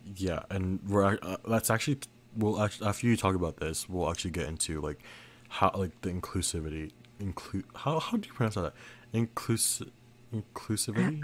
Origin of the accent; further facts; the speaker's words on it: Philippines; I am Filipino